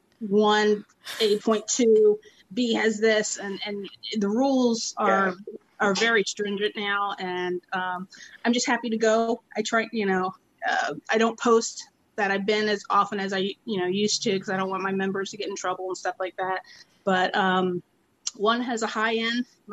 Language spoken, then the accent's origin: English; Atlanta, Georgia, United States; now in Anaheim, United States; My southern roots, basically, because I was born in Atlanta